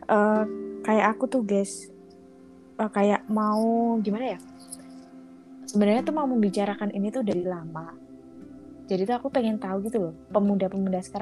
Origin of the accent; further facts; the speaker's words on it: Java, Indonesia; ini uh, kita kan orang Jawa ya.